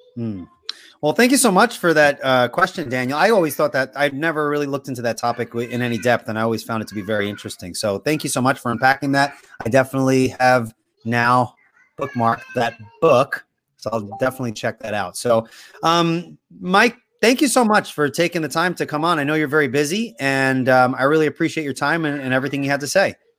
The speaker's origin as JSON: {"language": "English", "country": "Puerto Rico", "said": "I'm Puerto Rican and I speak no Spanish"}